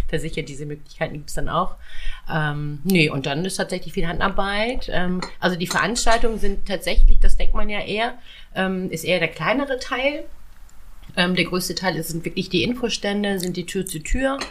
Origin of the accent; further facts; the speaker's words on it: Schleswig-Holstein, Germany; bei uns in Schleswig-Holstein